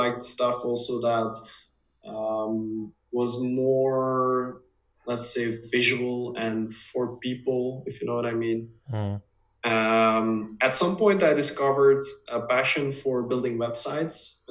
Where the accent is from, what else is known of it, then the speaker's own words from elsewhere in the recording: Dutch-speaking part of Belgium, Flanders, Belgium; also born or lived in United States; My parents are originally from the Dutch speaking part, so that's where we lived most of our life